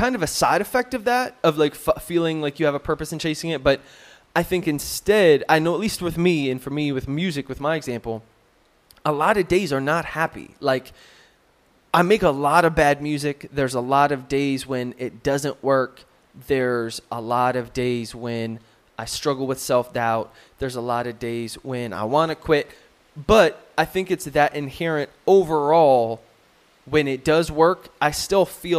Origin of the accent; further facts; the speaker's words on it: United States; moved away; being an American and now having some perspective on Americans